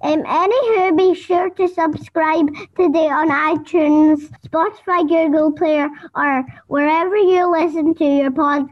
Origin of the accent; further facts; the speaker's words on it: Scotland, United Kingdom; I'm … from Scotland, the country which brought you electricity.